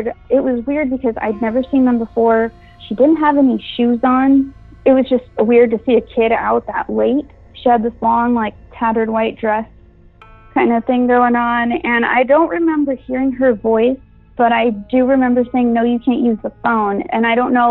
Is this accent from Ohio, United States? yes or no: no; Brownsville, Texas, United States; moved away as an adult; now in Austin, United States; I'm originally from Brownsville, Texas